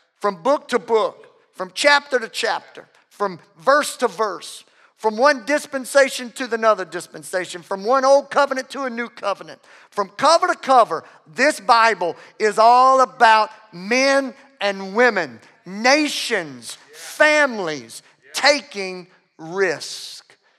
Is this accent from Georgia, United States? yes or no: no; Louisiana, United States; I'm from, I'm from Louisiana